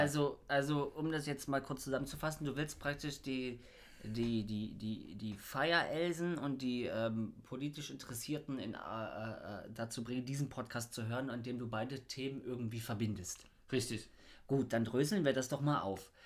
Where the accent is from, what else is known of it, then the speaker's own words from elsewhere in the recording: Bernau bei Berlin, Brandenburg, Germany; ich komme ja aus Bernau